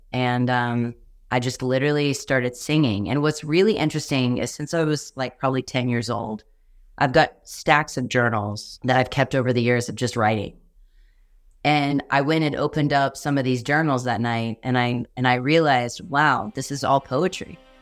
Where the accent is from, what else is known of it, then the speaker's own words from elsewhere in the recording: Texas, United States; I'm from Texas